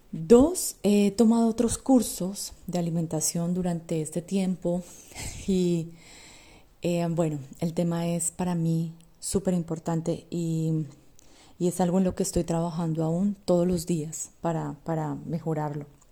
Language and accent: Spanish; Colombia; yo soy colombiana y vengo de una sociedad en la que básicamente vivimos para comer.